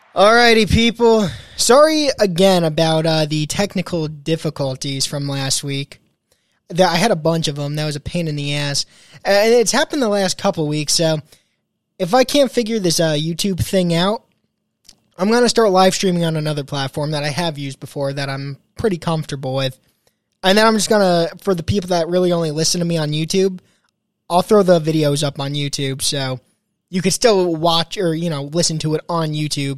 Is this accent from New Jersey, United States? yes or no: yes; New Jersey, United States; Born and raised in New Jersey.